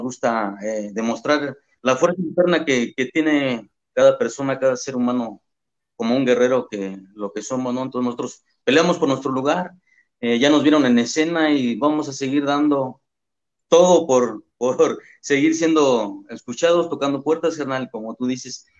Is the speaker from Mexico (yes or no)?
yes; Mexico; que somos todos los mexicanos